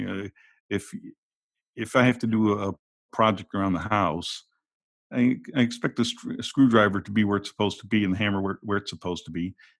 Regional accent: upstate New York, United States; moved away as an adult; now in Frankfurt, Germany; I was born and raised in upstate New York

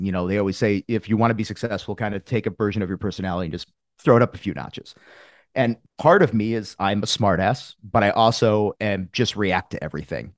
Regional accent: Connecticut, United States; I'm from Connecticut. I'm a New England guy

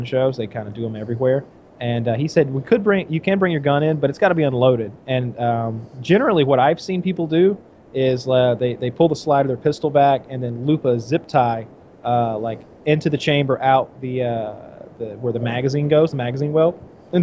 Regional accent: United States; as an American

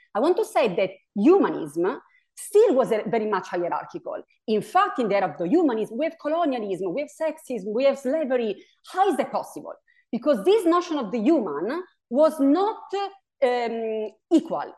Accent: Italy; English is a second language; also born or lived in New York State; now in New York, United States; my pronunciation here is, is a little off because I'm originally from Italy

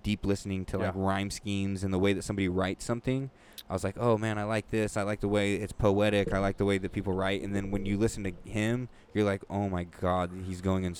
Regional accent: California, United States; we're from California

